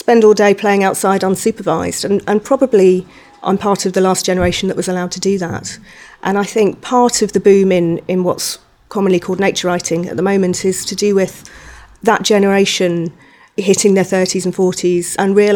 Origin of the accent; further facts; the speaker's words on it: Surrey, South East England, United Kingdom; I grew up in Surrey